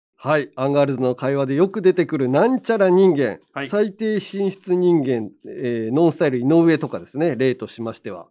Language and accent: Japanese; Hiroshima, Japan; accent: Hiroshima dialect intonation; moved away; 俺も全然治んないけどね。広島弁のイントネーションとか